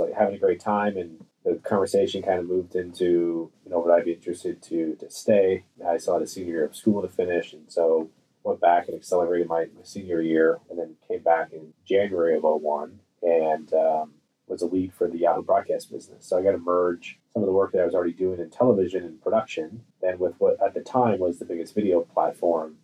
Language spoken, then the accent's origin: English; San Francisco Bay Area, California, United States; I grew up in the San Francisco Bay Area